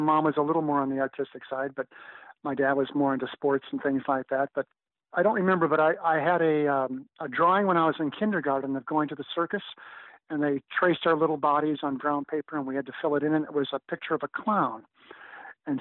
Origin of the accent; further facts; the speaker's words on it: Minneapolis, Minnesota, United States; I was born in Minneapolis, Minnesota